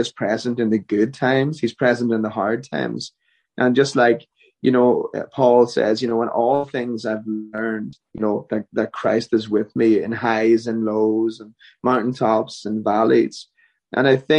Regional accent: Ireland; moved away as an adult; now in Nashville, United States; I'm Irish through and through. There's no changing it. We do go home to Ireland for a few months a year.

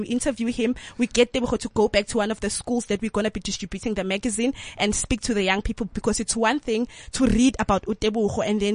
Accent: Tembisa, Gauteng, South Africa; I'm from Tembisa, Ebony Park.

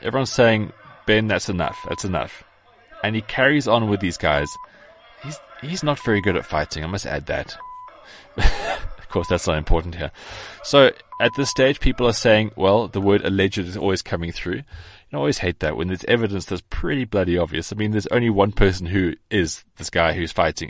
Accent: South Africa; I am South African

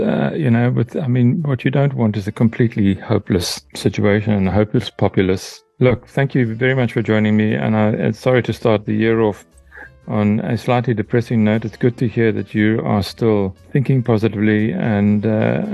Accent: Mthatha, Eastern Cape, South Africa; I grew up in Mthatha in Transkei, as a kid in the 50s, we had our own power station

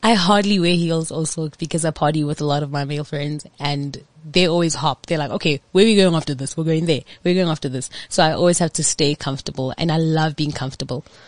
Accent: Johannesburg, Gauteng, South Africa; I grew up in Orlando

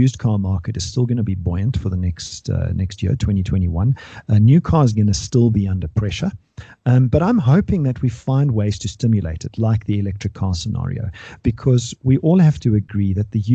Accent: South Africa

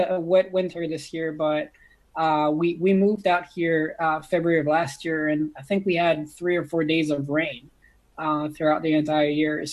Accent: the Alps, France; moved away; born and raised in France. So I was born and raised in the Alps

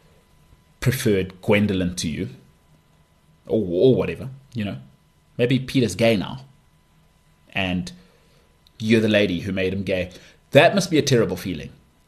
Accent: South Africa; as a South African

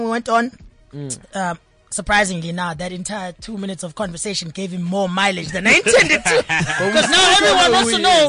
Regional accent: KwaZulu-Natal, South Africa; That's where I rap. But everyone says I'm from Durban because it's an easy reference point.

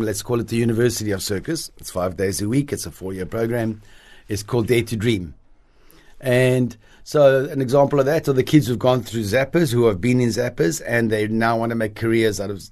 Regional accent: Cape Town, Western Cape, South Africa; also born or lived in Paris, France; I grew up in Observatory, just outside Cape Town

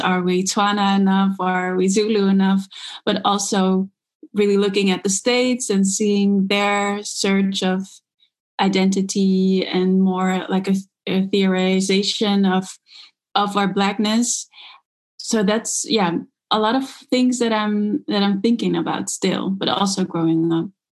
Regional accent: Netherlands; I grew up in the Netherlands. My father's South African, my mom is Dutch

